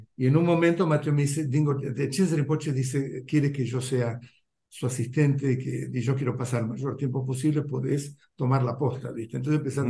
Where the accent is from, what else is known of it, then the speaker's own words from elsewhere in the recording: Argentina; moved away as an adult; also born or lived in India; sabiendo que yo volvía, ya tenía familia, tenía Juan y ella tenía casa, qué sé yo, era todo mucho más, era como que ya estaba esperando eso, era una inserción muchísimo más, qué sé yo, fácil, viste, con la cultura argentina